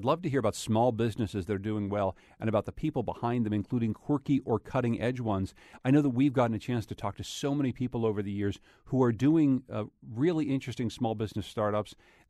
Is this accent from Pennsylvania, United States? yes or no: yes; Pennsylvania, United States; coming from the fracked areas where we grew up in Pennsylvania